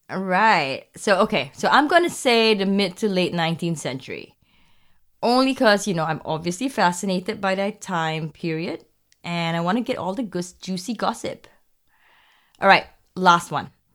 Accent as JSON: {"language": "English", "country": "Singapore", "said": "I'm from Singapore."}